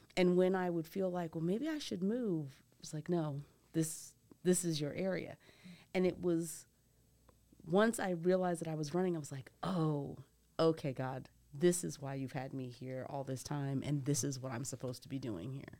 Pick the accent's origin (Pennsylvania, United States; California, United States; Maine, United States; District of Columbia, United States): Pennsylvania, United States; Philadelphia; moved away as an adult; also born or lived in Michigan / Massachusetts / New York; now in Nashville, United States; I grew up outside of Philadelphia